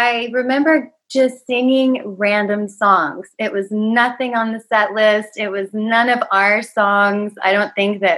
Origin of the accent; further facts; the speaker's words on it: Paris, Tennessee, United States; I was born and raised in Paris, Tennessee, which is a very small town in Northwest Tennessee.